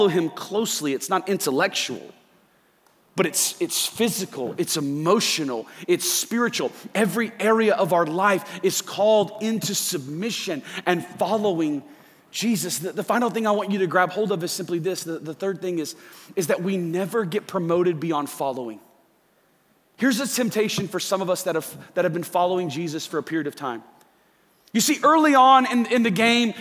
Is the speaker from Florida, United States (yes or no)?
yes; Central Florida, United States; I grew up in Central Florida. I'm a Disney kid. I grew up about 10 minutes away from SeaWorld, grew up about 15 minutes away from Disney